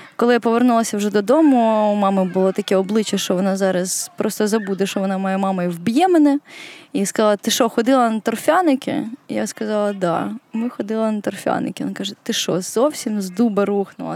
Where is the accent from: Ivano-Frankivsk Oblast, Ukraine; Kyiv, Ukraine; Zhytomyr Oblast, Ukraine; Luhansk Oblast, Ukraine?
Kyiv, Ukraine; Я виросла у Києві